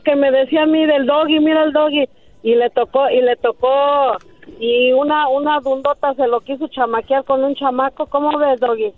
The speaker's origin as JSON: {"language": "Spanish", "country": "El Salvador", "said": "Yo soy del Salvador"}